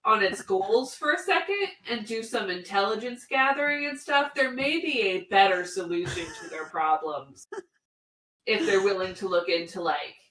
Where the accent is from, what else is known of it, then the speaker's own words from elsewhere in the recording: Pacific Northwest, United States; I grew up in the Pacific Northwest